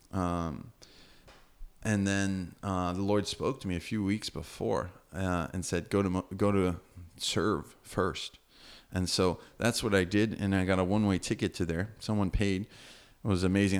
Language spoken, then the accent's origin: English; United States; moved away as an adult; now in Fortaleza, Brazil; My parents are Brazilian. Um, and I have some of that culture in me, but I grew up in America.